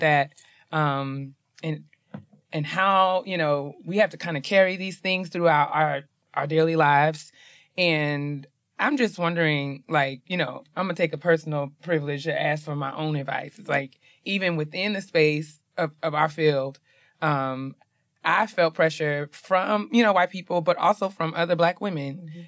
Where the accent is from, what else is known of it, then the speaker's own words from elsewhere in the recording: New York, United States; I'm from New York.